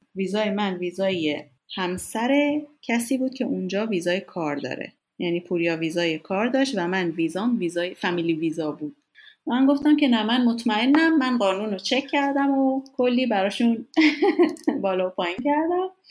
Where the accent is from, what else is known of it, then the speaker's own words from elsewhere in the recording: Iran; moved away as an adult; also born or lived in United States / Denmark; از ایران اومدم بیرون